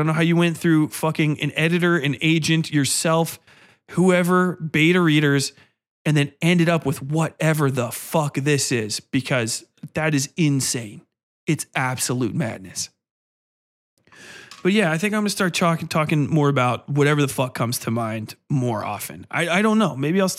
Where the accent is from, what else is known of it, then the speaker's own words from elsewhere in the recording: Manhattan, New York, United States; You know, I'm from Manhattan. I couldn't be racist. I'm from Manhattan.